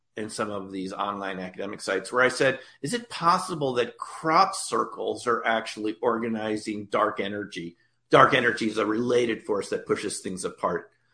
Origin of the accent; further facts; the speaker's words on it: New York, United States; I grew up in the New York area in 1977